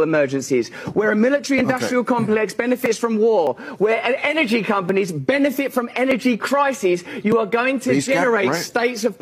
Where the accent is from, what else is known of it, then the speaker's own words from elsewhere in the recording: England, United Kingdom; I'm English